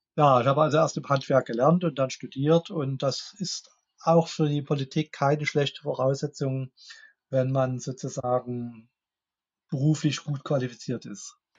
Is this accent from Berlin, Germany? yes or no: no; Dresden, Saxony, Germany; ich komme aus Dresden. Hier ist auch mein Wahlkreis